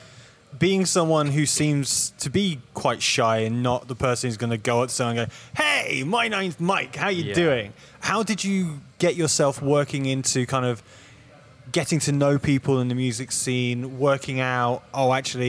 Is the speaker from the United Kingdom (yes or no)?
yes; Nottingham, East Midlands, United Kingdom; now in London, United Kingdom; I'm from like a small, smallish city called Nottingham